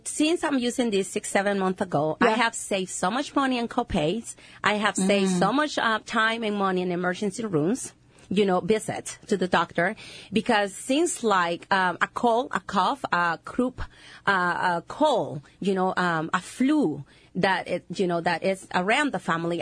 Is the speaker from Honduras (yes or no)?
yes; Honduras; English is a second language; moved away; I'm from Honduras.